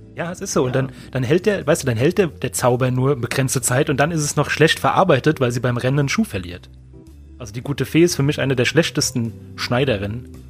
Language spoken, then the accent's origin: German; Germany; ich bin doch Deutscher